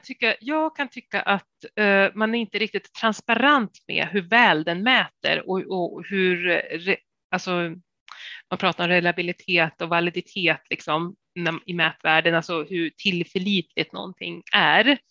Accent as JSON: {"language": "Swedish", "town": "Sundsvall", "region": "Västernorrland County", "country": "Sweden", "moved": "yes", "said": "jag är ju från Sundsvall"}